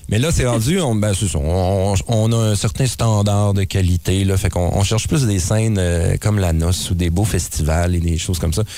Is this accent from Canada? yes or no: yes; Saguenay, Quebec, Canada; on vient d'ici, on vient de Chicoutimi